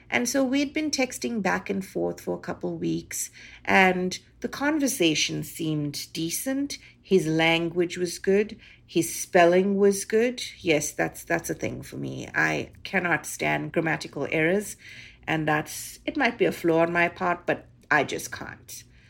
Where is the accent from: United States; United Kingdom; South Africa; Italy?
South Africa; now in Canada; being a South African Indian girl